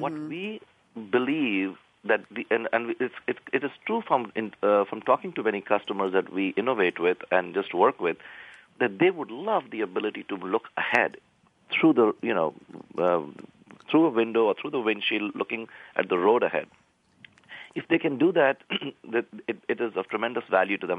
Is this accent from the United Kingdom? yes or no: no; India; moved away; I grew up in India